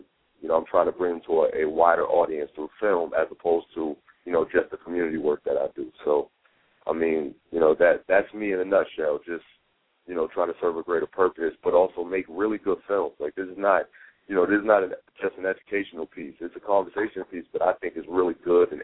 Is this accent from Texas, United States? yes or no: no; New York City, New York, United States; I come from Harlem, New York. As I said, I was born and raised